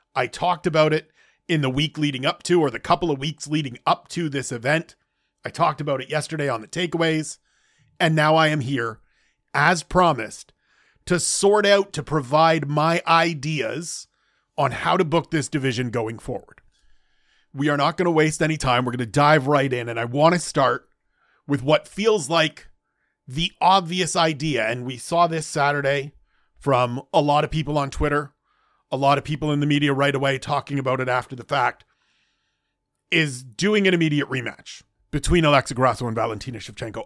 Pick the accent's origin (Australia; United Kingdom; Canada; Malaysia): Canada; I'm Canadian, first and foremost